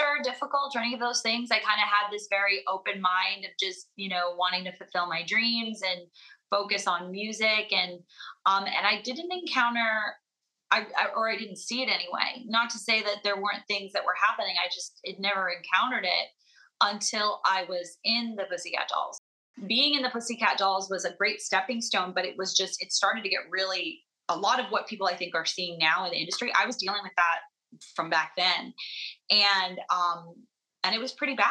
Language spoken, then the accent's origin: English; Las Vegas, Nevada, United States